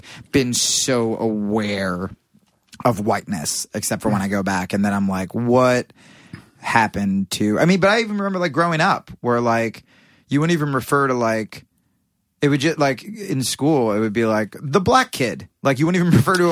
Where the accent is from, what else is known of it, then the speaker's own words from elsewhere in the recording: Pennington, New Jersey, United States; now in New York, United States; Pennington, New Jersey